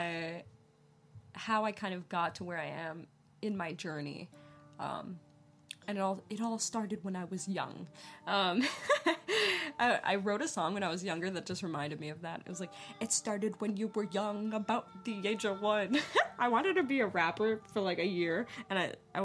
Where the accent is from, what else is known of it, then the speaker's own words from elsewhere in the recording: New York, United States; moved away as an adult; now in Los Angeles, United States; I'm originally from New York, the East Coast. I moved out here when I was 19 years old by myself